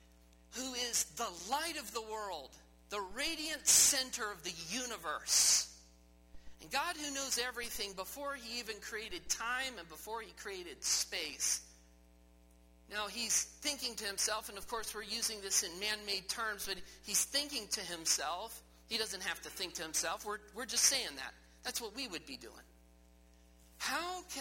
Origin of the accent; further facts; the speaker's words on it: Midwest, United States; moved away; as a boy growing up in the Midwest, it was flat where I grew up